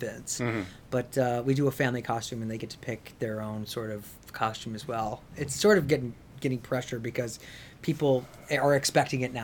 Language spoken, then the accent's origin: English; Plymouth, Michigan, United States; also born or lived in Dearborn, Michigan; I grew up in Michigan, outside Detroit. Mm-hmm. I was born in Dearborn and I grew up in Plymouth Canton area